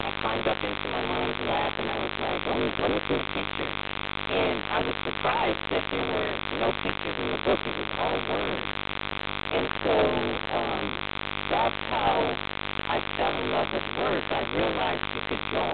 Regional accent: Columbus, Ohio, United States; also born or lived in Early County, Georgia; I was born in a little county called Early County in Georgia, Georgia. And so that's where my roots are. A lot of my family is from Georgia and Florida. But I grew up in Columbus

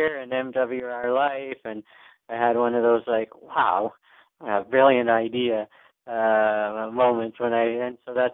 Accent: Canada; I am a Canadian

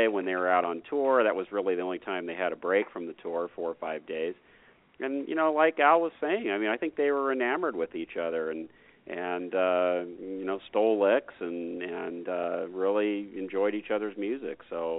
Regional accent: California, United States; growing up in California

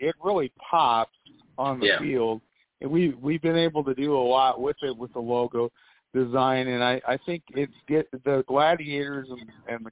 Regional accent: West Coast, United States; growing up on the West Coast

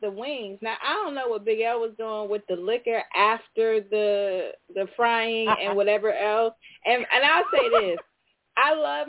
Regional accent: California, United States; moved away as an adult; also born or lived in Chicago, Illinois; I grew up in Cali.

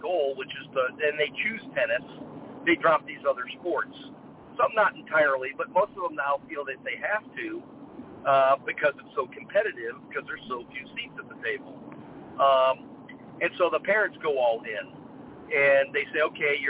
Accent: South Bend, Indiana, United States; moved away; I'm from South Bend, Indiana, not far from Detroit, Michigan. And growing up as a kid, my father was in the auto industry

